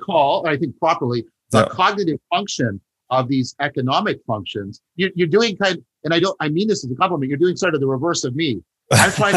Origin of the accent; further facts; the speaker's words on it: Canada; I'm a Canadian